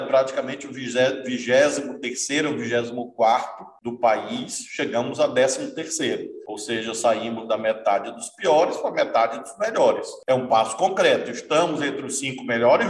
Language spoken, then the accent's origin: Portuguese; Brazil; nós somos brasileiros, brasileiros, brasileiras